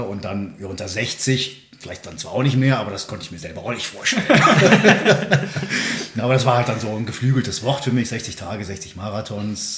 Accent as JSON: {"language": "German", "town": "Königswinter", "region": "North Rhine-Westphalia", "country": "Germany", "tie": "born or raised there", "said": "Ich bin äh, geboren im Siebengebirge bei mhm. Bonn"}